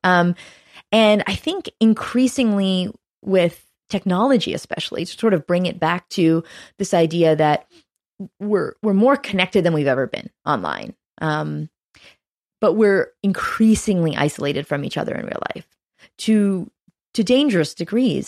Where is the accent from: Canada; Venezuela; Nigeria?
Canada; as a Canadian